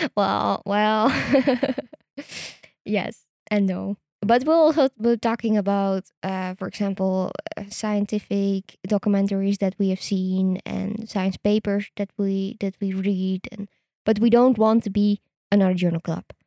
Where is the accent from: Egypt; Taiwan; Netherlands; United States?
Netherlands; I am Dutch. I was born in the Netherlands. I did all my studies in the Netherlands